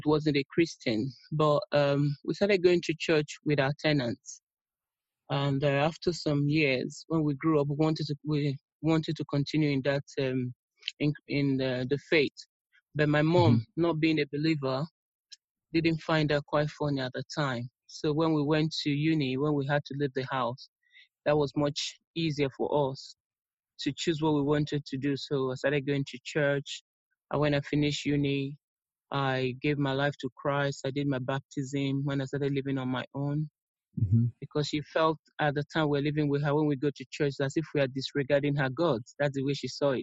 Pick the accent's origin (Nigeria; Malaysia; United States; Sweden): Nigeria; now in London, United Kingdom; I'm originally from Nigeria, but I'm based in the United Kingdom, London to be precise.